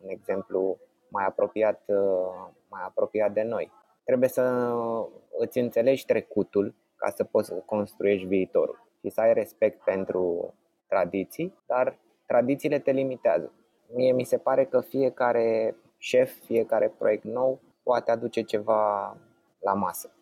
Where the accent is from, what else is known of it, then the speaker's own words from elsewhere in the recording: Bucharest, Romania; copilăria mea este petrecută în București